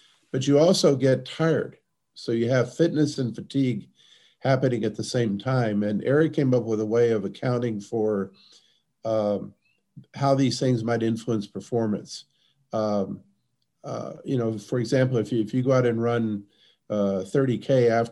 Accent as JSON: {"language": "English", "region": "Texas", "country": "United States", "tie": "born or raised there", "also_born_or_lived": "Milwaukee", "moved": "yes", "lives_now": "La Crosse, United States", "said": "I'm from Texas, which has the same climate as sort of mid-Australia"}